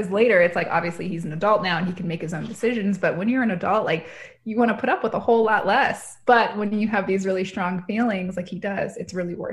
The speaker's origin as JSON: {"language": "English", "town": "Tucson", "region": "Arizona", "country": "United States", "tie": "born or raised there", "said": "Tucson's my hometown."}